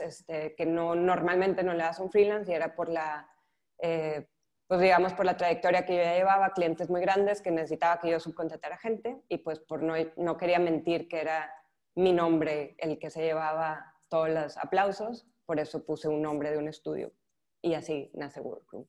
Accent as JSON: {"language": "Spanish", "region": "northern Mexico", "country": "Mexico", "moved": "as an adult", "lives_now": "Barcelona, Spain", "said": "soy mexicana, soy del norte de México"}